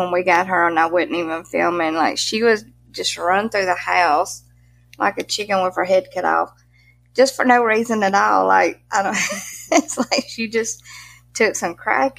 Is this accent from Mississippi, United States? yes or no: yes; Mississippi, United States; accent: Southern; We're from Mississippi. We're Southern as can be.